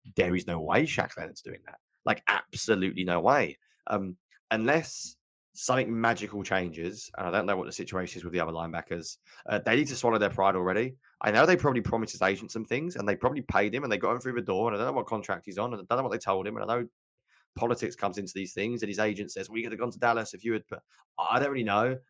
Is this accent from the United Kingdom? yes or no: yes; United Kingdom; I'm so British.